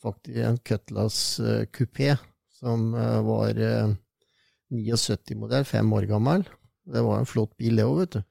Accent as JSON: {"language": "Norwegian", "town": "Sarpsborg", "region": "Østfold", "country": "Norway", "tie": "born or raised there", "said": "Jeg er jo født og oppvokst i Sarpsborg"}